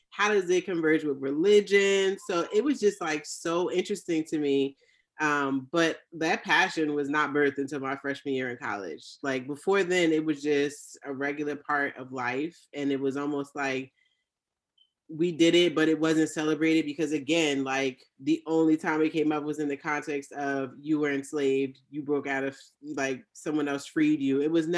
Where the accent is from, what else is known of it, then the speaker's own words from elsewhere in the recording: Jamaica; That's right. I'm Jamaican.